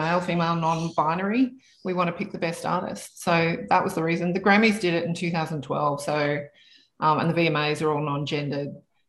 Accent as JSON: {"language": "English", "town": "Canberra", "region": "Australian Capital Territory", "country": "Australia", "tie": "born or raised there", "moved": "yes", "lives_now": "Sydney, Australia", "said": "growing up in Canberra"}